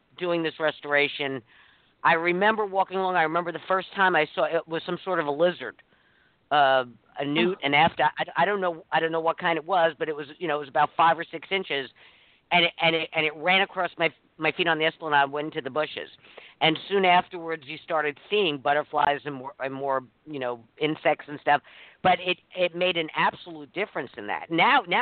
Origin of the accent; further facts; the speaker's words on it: East Coast, United States; now in Southern California, United States; I'm originally from the East Coast